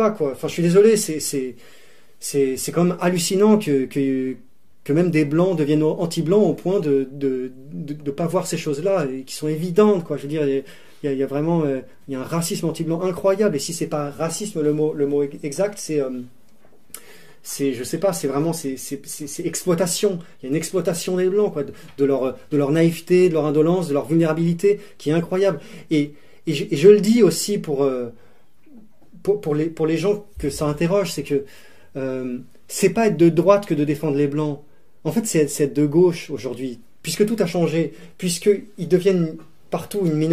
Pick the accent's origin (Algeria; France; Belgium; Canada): Algeria; parce que nous, ne je te parle en tant qu'Algérien, il y avait comme un passé colonial